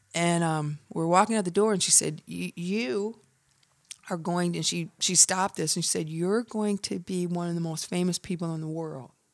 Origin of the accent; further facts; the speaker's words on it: Milan, Michigan, United States; moved away; also born or lived in Atlanta; I'm from a small country town outside of Ann Arbor called Milan, Michigan. I'm from a hundred and seventy-five acre farm.